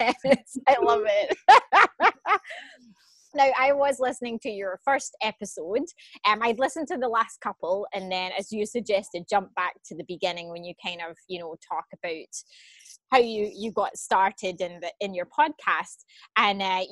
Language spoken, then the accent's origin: English; Scotland, United Kingdom; I'm Scottish